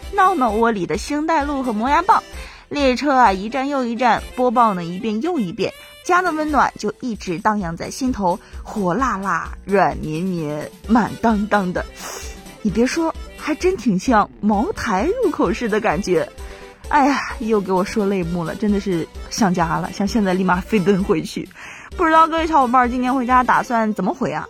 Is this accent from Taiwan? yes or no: no; China; 那种我们中国人特有的温度